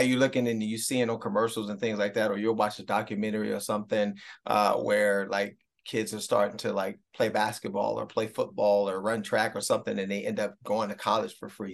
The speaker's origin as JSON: {"language": "English", "town": "Cleveland", "region": "Ohio", "country": "United States", "tie": "born or raised there", "said": "my hometown Browns"}